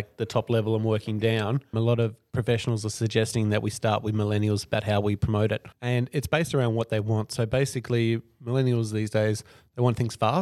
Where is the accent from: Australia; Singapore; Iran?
Australia; I'm Australian